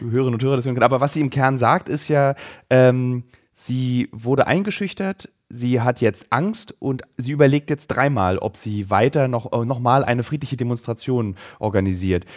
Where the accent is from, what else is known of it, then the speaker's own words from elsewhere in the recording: East Germany, Germany; für mich als Ossi